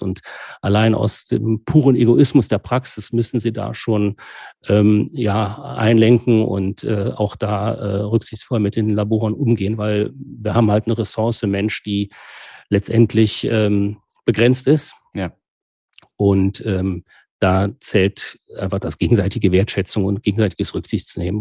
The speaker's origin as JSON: {"language": "German", "region": "Rhineland", "country": "Germany", "said": "als Rheinländer"}